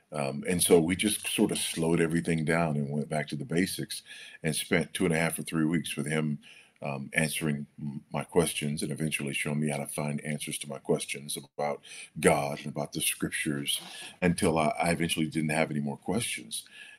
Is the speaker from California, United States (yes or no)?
yes; Los Angeles, California, United States; Well, I grew up in Los Angeles, California, on a fault line, and experienced a couple of earthquakes in my day.